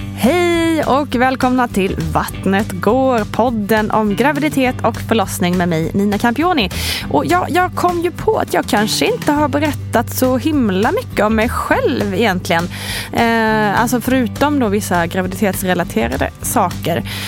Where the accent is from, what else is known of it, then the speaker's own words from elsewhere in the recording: Sweden; now in Stockholm, Sweden; i Småland och Blekinge där jag kommer ifrån och är uppvuxen